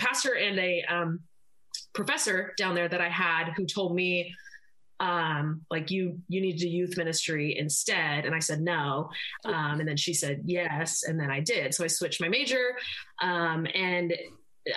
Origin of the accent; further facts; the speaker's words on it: Seattle, Washington, United States; I am actually in my hometown. So I'm in the Seattle-ish area